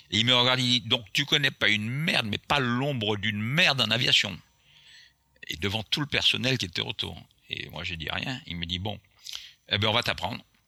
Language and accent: French; Martinique; accent: Antillean; first language Antillean Creole; French is a second language; also born or lived in Florida; je suis né à la Martinique